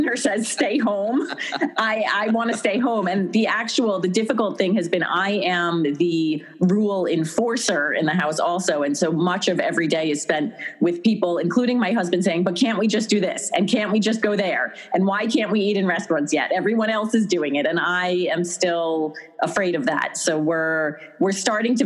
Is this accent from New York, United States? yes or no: yes; Long Island, New York, United States; moved away as an adult; now in Westchester, United States; Growing up on Long Island